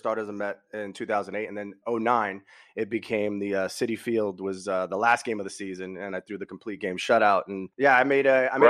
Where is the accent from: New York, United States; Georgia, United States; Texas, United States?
New York, United States; New York City; I was a kid growing up in Brooklyn, and we didn't have a lot of money.